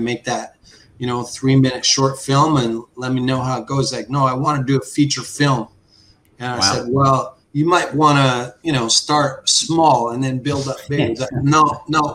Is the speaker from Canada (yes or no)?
yes; Saskatchewan, Canada; also born or lived in Crawley, England; as a young guy growing up in Saskatchewan.